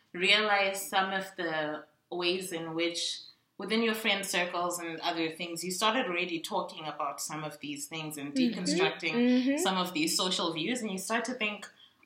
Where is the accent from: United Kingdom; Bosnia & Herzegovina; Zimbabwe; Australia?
Zimbabwe; I'm from Zimbabwe